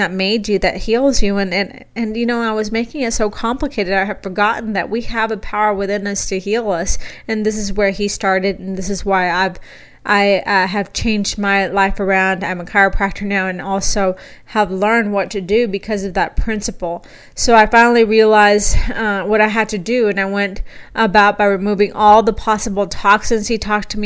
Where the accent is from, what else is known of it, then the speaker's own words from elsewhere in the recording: South Texas, United States; moved away as an adult; now in Boise, United States; where I was raised in South Texas.